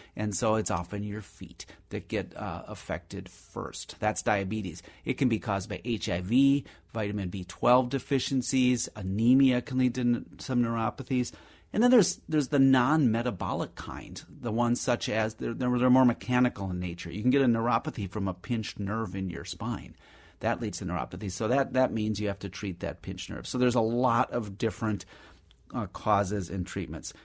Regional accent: Minnesota, United States; also born or lived in Madison, Wisconsin; we came over to Minnesota when I was just a, literally an infant or a toddler

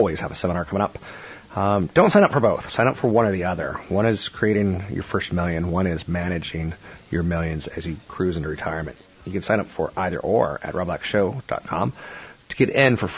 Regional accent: Bay Area, California, United States; in my hometown, $1 million+

